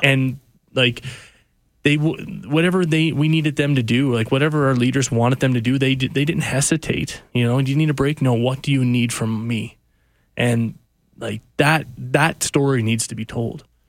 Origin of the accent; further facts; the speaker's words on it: Cape Breton, Nova Scotia, Canada; moved away; I went back to my hometown of Cape Breton